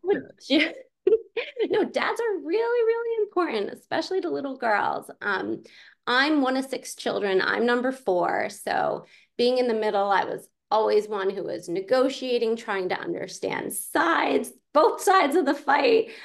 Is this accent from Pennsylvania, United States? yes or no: yes; Pittsburgh, Pennsylvania, United States; I grew up in Pittsburgh, Pennsylvania